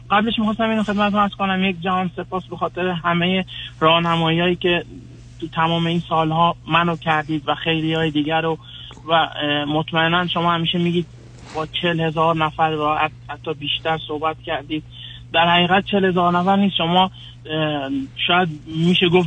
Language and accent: Persian; Afghanistan; moved away; بله ما من افغانستانی هستم و همسرم افغانستانی